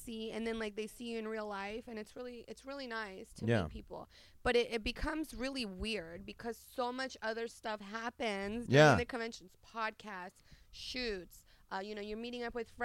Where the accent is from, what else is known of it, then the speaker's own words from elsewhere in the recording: Belgrade, Serbia; moved away; I'm from Belgrade, Serbia